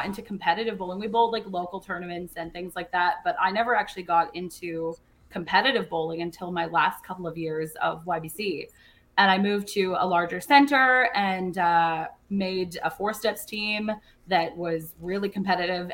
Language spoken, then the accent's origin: English; Surrey, British Columbia, Canada; born or raised there; moved away; also born or lived in Scottsdale